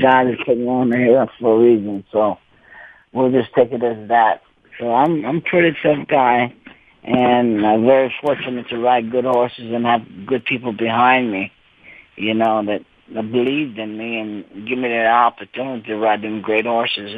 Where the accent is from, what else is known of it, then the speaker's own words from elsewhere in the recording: Cajun, Louisiana, United States; I am a Cajun. I speak Cajun French, and my grandpa couldn't speak no English